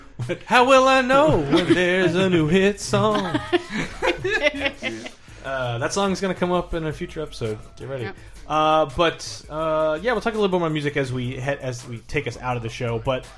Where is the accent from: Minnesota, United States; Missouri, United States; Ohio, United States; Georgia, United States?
Missouri, United States; St. Louis; moved away as an adult; now in California, United States; I grew up around St. Louis. But by this point, I was in California